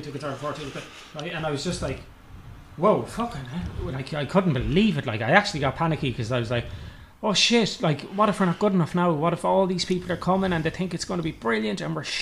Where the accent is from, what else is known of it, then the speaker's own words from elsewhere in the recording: Ireland; I'm pure Irish, like all of my family.